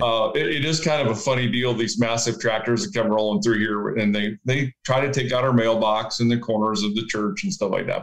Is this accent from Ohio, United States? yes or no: yes; Leroy, Ohio, United States; I grew up in Leroy, Ohio